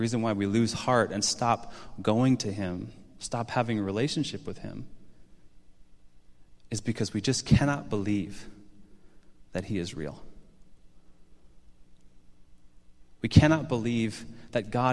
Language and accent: English; Chicago, Illinois, United States; I got to stay here in my hometown